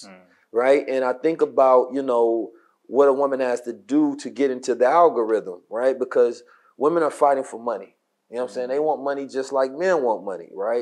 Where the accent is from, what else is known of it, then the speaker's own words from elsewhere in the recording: Oakland, California, United States; When I was growing up in Oakland